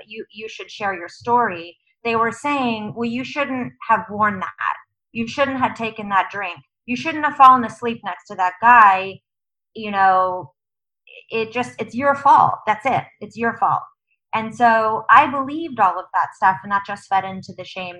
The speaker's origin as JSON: {"language": "English", "town": "San Diego", "region": "California", "country": "United States", "tie": "born or raised there", "said": "I grew up in San Diego, only child"}